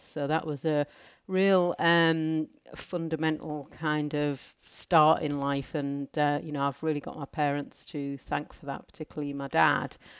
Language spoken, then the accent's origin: English; Yorkshire and the Humber, United Kingdom; moved away; I was brought up in North Yorkshire